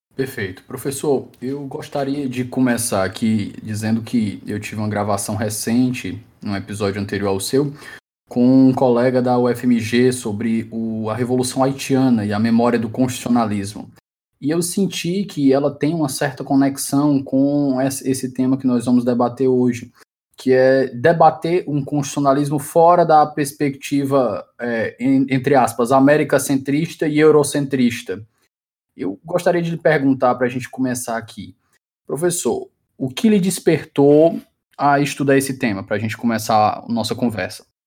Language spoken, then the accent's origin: Portuguese; Ceará, Brazil; aqui pela UFC, aqui na minha terra